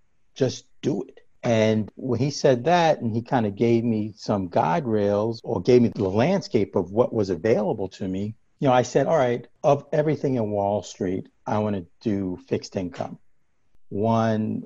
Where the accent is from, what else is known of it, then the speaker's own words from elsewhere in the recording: New York, United States; I grew up in New York